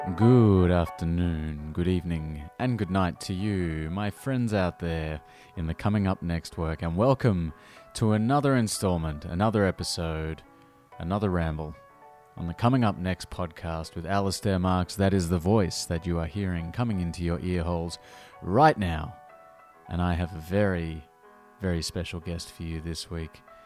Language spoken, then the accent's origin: English; Australia; now in London, United Kingdom; I'm from Australia